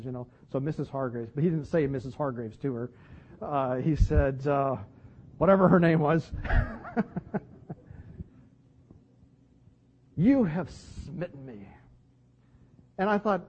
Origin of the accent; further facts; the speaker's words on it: Vancouver, British Columbia, Canada; growing up in Vancouver